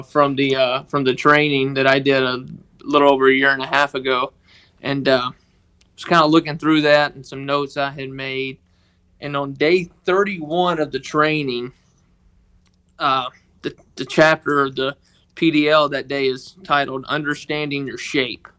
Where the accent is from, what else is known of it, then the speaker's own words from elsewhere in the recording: Tishomingo, Mississippi, United States; I was born and raised in, uh, Tishomingo, Mississippi